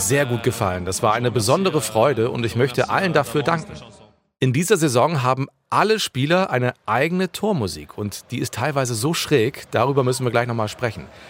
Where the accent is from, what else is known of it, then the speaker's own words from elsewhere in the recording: Bremen, Germany; bin in Bremen geboren und aufgewachsen und war damals zwanzig Jahre alt.